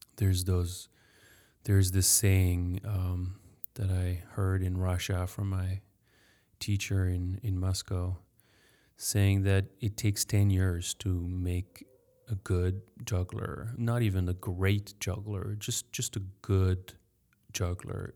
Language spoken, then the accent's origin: English; France; English is a second language; I'm French. Sorry for my accent.